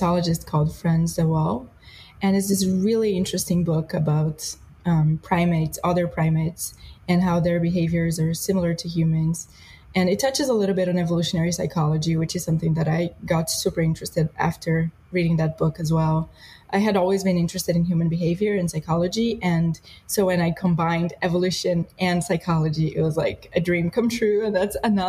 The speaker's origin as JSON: {"language": "English", "country": "Brazil", "tie": "born or raised there", "moved": "yes", "said": "I grew up in Brazil"}